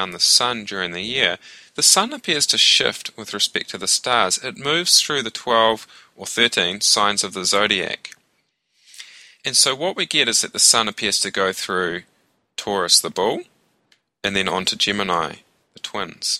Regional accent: New Zealand; I'm from New Zealand, born and raised

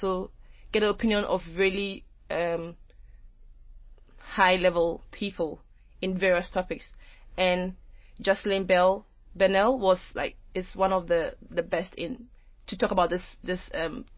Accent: Ghana; now in United Kingdom; as being a Ghanaian in the UK and being a woman

